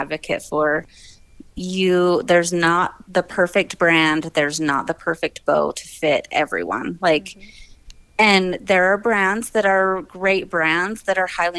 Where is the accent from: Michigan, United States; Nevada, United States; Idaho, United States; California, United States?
Idaho, United States; Southeast; I grew up in Southeast Idaho